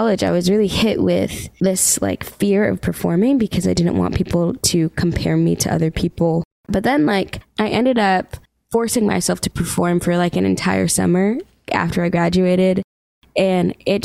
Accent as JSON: {"language": "English", "town": "Stoughton", "region": "Massachusetts", "country": "United States", "tie": "born or raised there", "also_born_or_lived": "Boston, Massachusetts", "moved": "as an adult", "lives_now": "Nashville, United States", "said": "I'm a singer-songwriter, born and raised in Boston, Massachusetts, but I grew up in Stoughton, Massachusetts."}